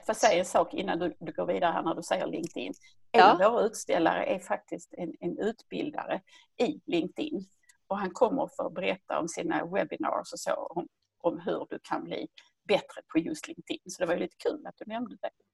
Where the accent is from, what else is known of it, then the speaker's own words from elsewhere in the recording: Höllviken, Skåne, Sweden; ni hör ju var jag kommer ifrån. Jag kommer från Skåne, närmare bestämt från Höllviken som ligger söder om Malmö